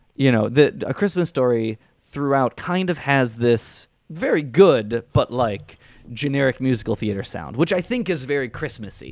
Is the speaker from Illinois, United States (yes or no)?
yes; suburbs of Chicago, Illinois, United States; I grew up in John Hughes' territory